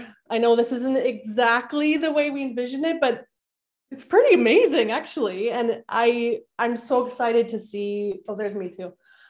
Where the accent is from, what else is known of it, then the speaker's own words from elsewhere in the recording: Winnipeg, Manitoba, Canada; So I grew up in Winnipeg in a middle-class home with a younger brother, a mom, and a dad.